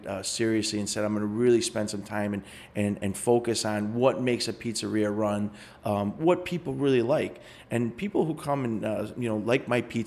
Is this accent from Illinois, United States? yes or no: yes; Chicago, Illinois, United States; I grew up on Harlem and Montrose